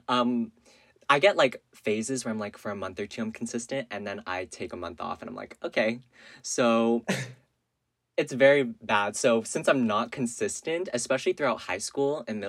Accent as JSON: {"language": "English", "region": "Northern California", "country": "United States", "tie": "born or raised there", "said": "I grew up in California, Northern California."}